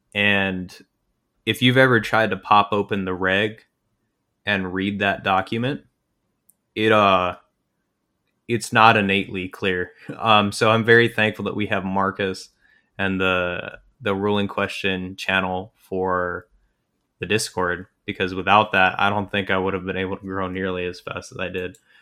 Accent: Calgary, Alberta, Canada; I'm from Calgary

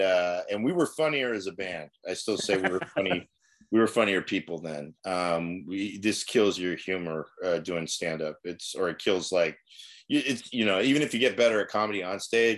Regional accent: Newark, California, United States; We grew up in Newark.

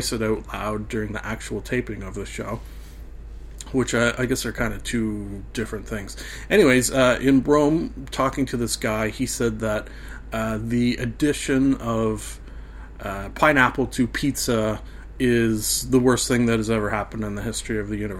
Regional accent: Canada; being a Canadian

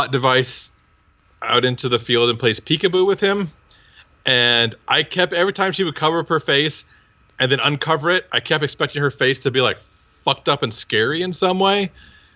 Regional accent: Iowa, United States; I'm from Iowa.

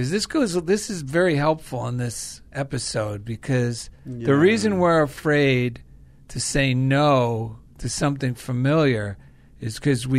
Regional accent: New Jersey, United States; because we grew up in New Jersey, as a teenager, I regularly heard a radio jingle for a men's clothing store in New York City.

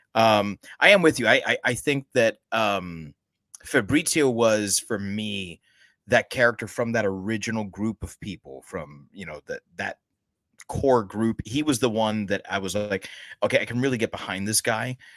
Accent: United States; as an American

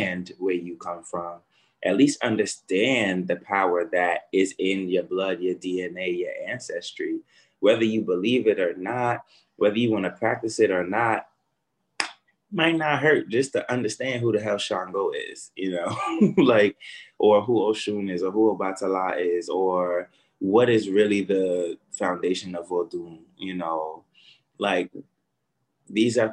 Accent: New York City, New York, United States; I was born in Brownsville, Brooklyn

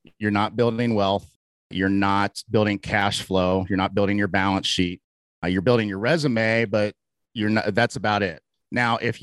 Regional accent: Cincinnati, Ohio, United States; moved away as an adult; now in Salt Lake City, United States; originally a suburb of Cincinnati kind of guy, went to public schools and swim team and church youth group and all that stuff growing up in Cincinnati

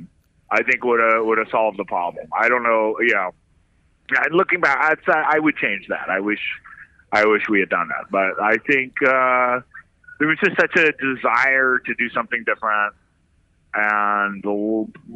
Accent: San Francisco Bay Area, California, United States; moved away as an adult; now in New York, United States; I grew up in the San Francisco Bay Area

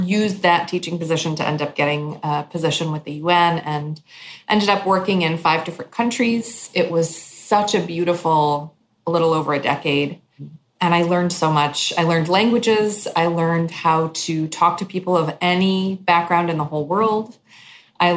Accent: New York, United States; moved away as an adult; also born or lived in East Timor; my hometown, New York

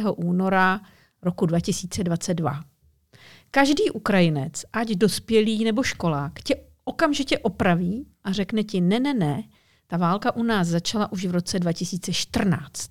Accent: Czechia; moved away as an adult; also born or lived in Moscow, Russia; my tady Češi žijeme

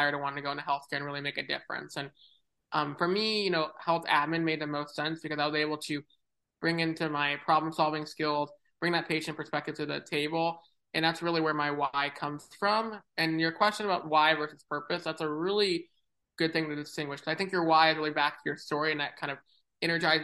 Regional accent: San Diego, California, United States; moved away as an adult; now in Cleveland, United States; I'm originally from San Diego, California.

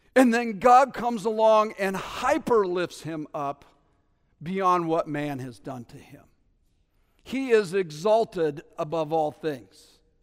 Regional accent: New Haven, Connecticut, United States; I'm from New Haven

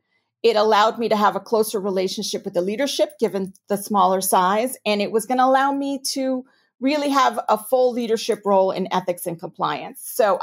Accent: New York, United States; accent: New York; now in Houston, United States; I'm a native New Yorker, if you can't tell from my accent. And so I thought, oh, Houston, I don't know.

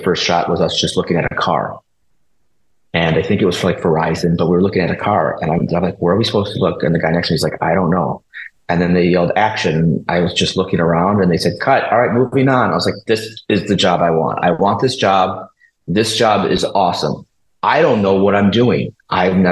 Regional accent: Minnesota, United States; moved away as an adult; now in Los Angeles, United States; I'm from Minnesota. I wanted to get out of the Midwest

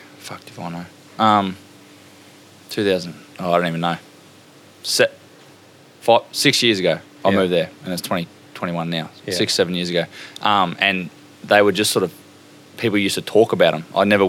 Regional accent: Charleville, Queensland, Australia; I'm from Charleville.

